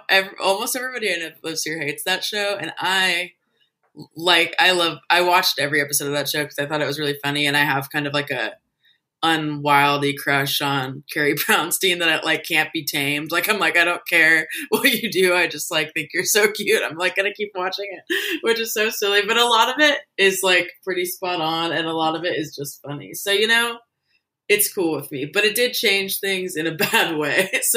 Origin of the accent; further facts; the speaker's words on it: Portland, Oregon, United States; Yeah, I was born and raised in Portland.